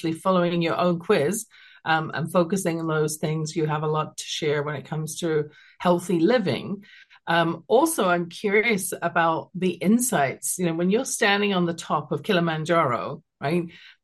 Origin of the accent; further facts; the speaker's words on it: London, United Kingdom; now in Calgary, Canada; growing up in London, England